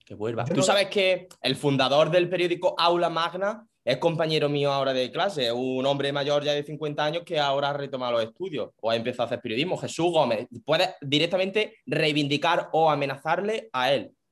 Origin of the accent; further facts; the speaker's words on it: Jaén, Andalusia, Spain; soy de allí también, pero yo soy de la capital